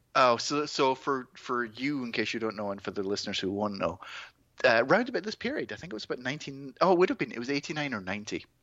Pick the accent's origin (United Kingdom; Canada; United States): United Kingdom; Scotland; born or raised there